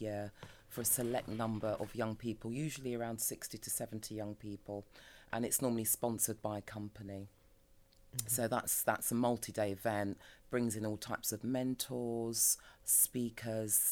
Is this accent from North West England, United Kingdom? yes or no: no; London, United Kingdom; I'm a Peckham, South Londoner through and through